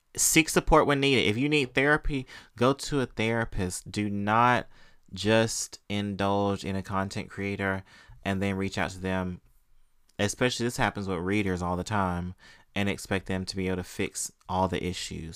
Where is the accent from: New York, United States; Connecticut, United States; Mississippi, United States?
Mississippi, United States; I grew up in Mississippi where corporal punishment was legal, we grew up getting paddled, y'all